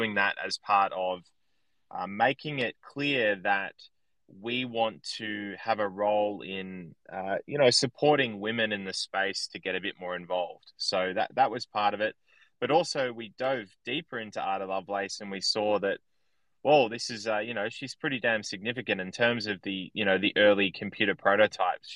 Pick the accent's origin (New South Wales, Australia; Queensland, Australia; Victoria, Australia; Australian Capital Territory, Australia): New South Wales, Australia; Sydney; I grew up in a town in Australia, or basically an area in Australia, in Sydney